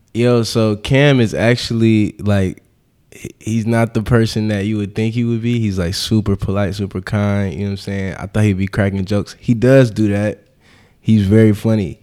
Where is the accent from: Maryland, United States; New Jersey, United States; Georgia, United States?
Georgia, United States; Atlanta; also born or lived in Harlem, New York / Philadelphia; now in New York, United States; I'm actually from Atlanta.